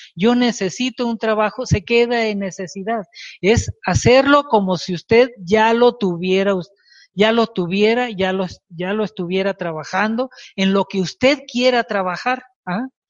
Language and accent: Spanish; Culiacán, Sinaloa, Mexico; moved away as an adult; now in Mexico City, Mexico; Y yo vivía en Sinaloa, en Culiacán, Sinaloa, soy de Culiacán, Sinaloa